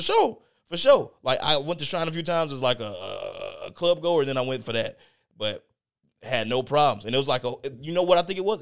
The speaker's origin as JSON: {"language": "English", "town": "Chicago", "region": "Illinois", "country": "United States", "said": "I'm from Chicago"}